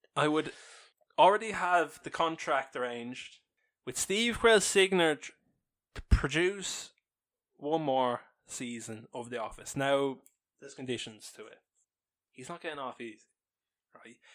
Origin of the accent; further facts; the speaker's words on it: Ireland; We are big Irish